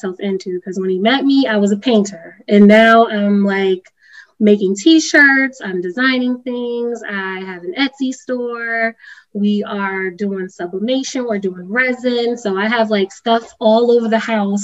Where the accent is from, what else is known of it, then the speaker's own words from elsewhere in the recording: Hartford, Connecticut, United States; I was born and raised in Hartford